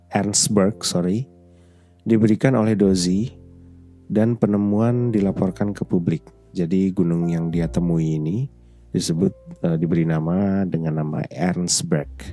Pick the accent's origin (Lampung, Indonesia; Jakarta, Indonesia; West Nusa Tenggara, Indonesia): West Nusa Tenggara, Indonesia; Lombok; moved away as an adult; also born or lived in Yogyakarta; saya berasal dari Lombok, Nusa Tenggara Barat